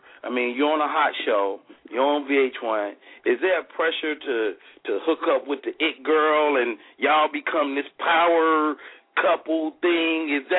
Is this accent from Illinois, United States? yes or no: yes; Chicago, Illinois, United States; I'm a Chicagoan